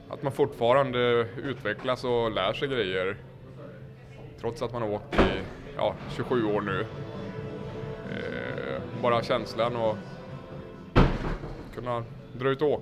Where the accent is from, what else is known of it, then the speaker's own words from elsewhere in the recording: Söderhamn, Gävleborg County, Sweden; men just när jag började åka så var skateboard jag skulle säga större än vad det någonsin har varit hemma i Söderhamn. I princip varenda en i min ålder åkte bräda